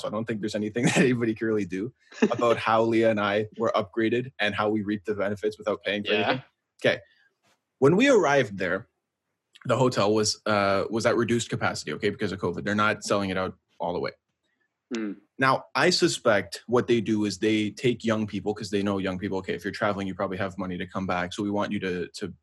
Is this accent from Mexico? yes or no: no; Canada; we're from Canada